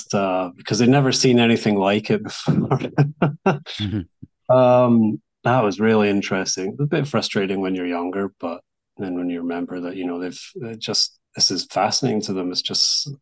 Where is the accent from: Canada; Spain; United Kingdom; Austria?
Spain; Barcelona, Catalonia; English is a second language; I don't know, I'm from Barcelona, so I have my other team.